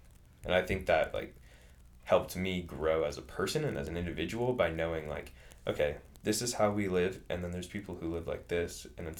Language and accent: English; California, United States; And, like, growing up in California, you have to take into account traffic and everything.